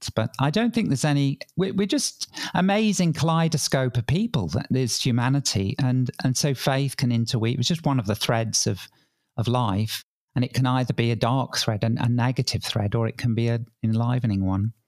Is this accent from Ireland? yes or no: no; England, United Kingdom; accent: English; now in Sydney, Australia; I grew up in England, probably tell from my accent